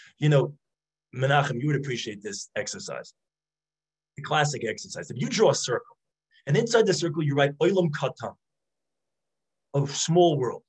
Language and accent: English; New York City, New York, United States; I grew up in Brooklyn.